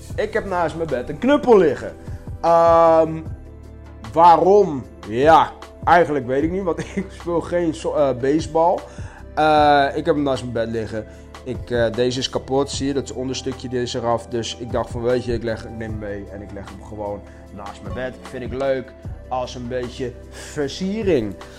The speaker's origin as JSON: {"language": "Dutch", "country": "Curaçao", "said": "bij ons op Curaçao"}